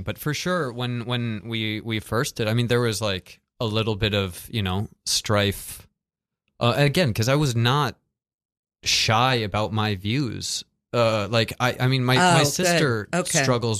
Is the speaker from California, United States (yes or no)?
yes; California, United States; Southern California.